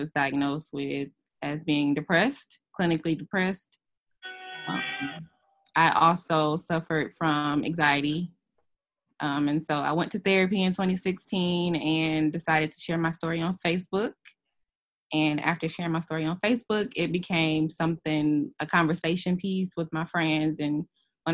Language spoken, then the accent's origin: English; Detroit, Michigan, United States; moved away as an adult; now in Montgomery, United States; I'm from Detroit